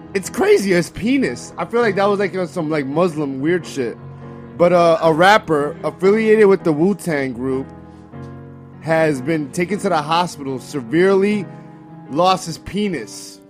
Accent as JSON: {"language": "English", "region": "New York", "country": "United States", "said": "I'm from New York"}